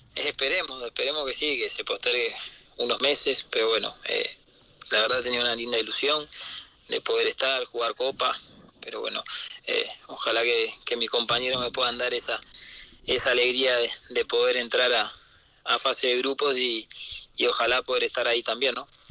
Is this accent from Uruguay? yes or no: yes; Uruguay; como todo uruguayo